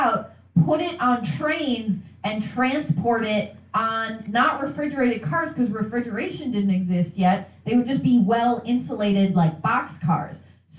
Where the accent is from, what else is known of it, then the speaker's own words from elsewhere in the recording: Wisconsin, United States; I'm from Wisconsin.